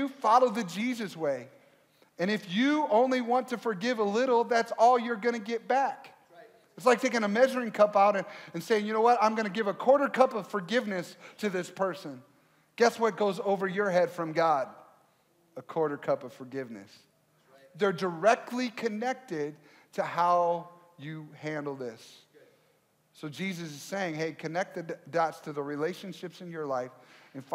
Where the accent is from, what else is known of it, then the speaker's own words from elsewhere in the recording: Michigan, United States; now in Minnesota, United States; I grew up originally in Michigan